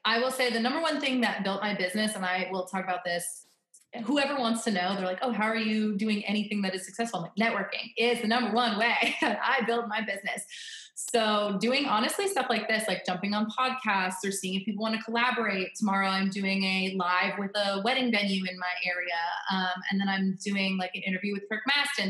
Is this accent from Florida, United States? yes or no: yes; Florida, United States; now in Northern Virginia, United States; I'm from Florida, so I'm always depressed in the wintertime when I'm living in Northern Virginia because this is where my husband's from